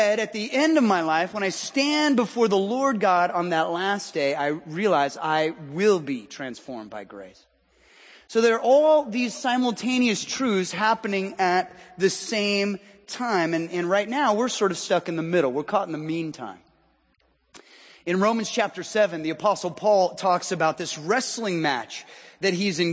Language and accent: English; Southern California, United States; now in Washington, United States; I hail from Southern California